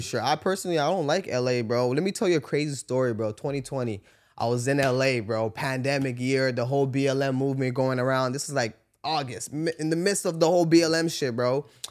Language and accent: English; Canada; I'm from Canada